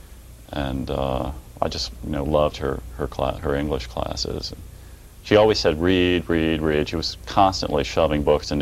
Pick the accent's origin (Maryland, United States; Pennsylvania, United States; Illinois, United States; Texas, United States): Illinois, United States; Quincy; I was born in the Midwest, a small city right on the banks of the Mississippi River, Quincy, Illinois